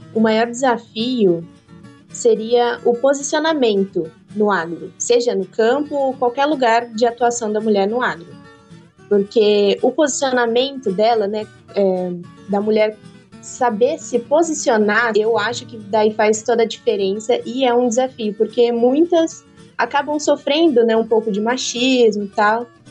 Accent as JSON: {"language": "Portuguese", "town": "Cerqueira César", "region": "São Paulo", "country": "Brazil", "tie": "born or raised there", "also_born_or_lived": "Santa Catarina", "said": "a fazenda aqui em Cerqueira César, é, a gente já tinha, meu avô comprou tal. E aí, quando ele terminou a pós-graduação, a gente voltou aqui para a fazenda. E aí cresci aqui na fazenda"}